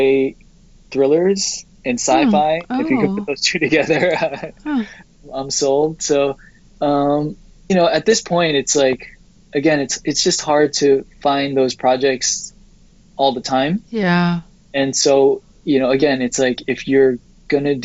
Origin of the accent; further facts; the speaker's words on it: New York, United States; growing up in New York